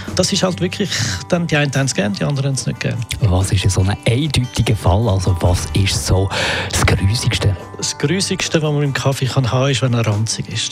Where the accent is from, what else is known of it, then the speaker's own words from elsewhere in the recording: Switzerland; bei uns in der Schweiz